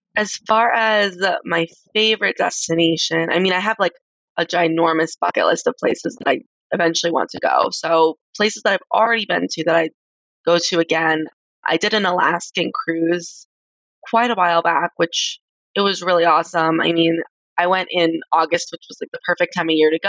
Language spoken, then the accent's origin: English; Colorado, United States; also born or lived in Texas / Florida; I grew up in Colorado, which is where I currently am now.